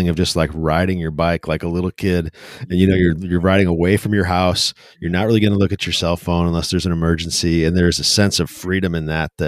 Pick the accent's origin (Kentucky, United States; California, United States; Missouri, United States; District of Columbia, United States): Missouri, United States; St. Louis; I grew up in St. Louis my whole life.